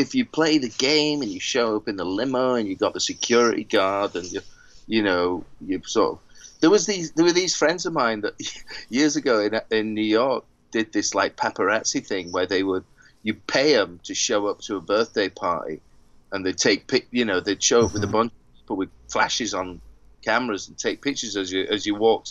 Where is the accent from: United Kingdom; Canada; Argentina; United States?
United Kingdom; Maybe it's because I'm British.